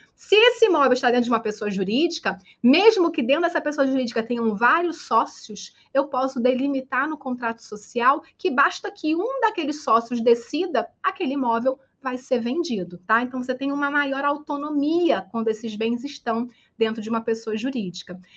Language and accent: Portuguese; Espírito Santo, Brazil; moved away as an adult; now in Rio de Janeiro, Brazil; sou capixaba do Espírito Santo, mas moro no Rio de Janeiro há mais de 15 anos